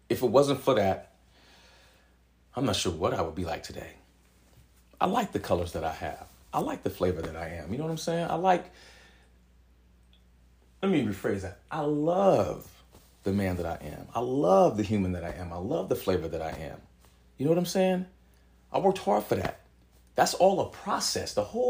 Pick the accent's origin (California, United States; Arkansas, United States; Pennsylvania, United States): California, United States; San Jose; growing up in Southside San Jose, for the time I was living over there